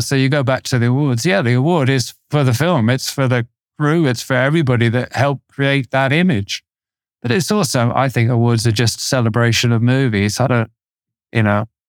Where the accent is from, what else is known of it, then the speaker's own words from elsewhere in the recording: Torquay, South West England, United Kingdom; when I was a teenager growing up in Torquay